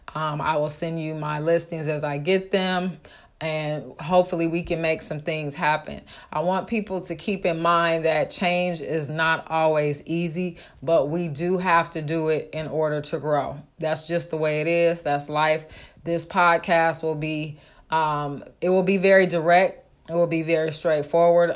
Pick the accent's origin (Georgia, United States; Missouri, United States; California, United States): California, United States; Oakland; moved away; I grew up in Oakland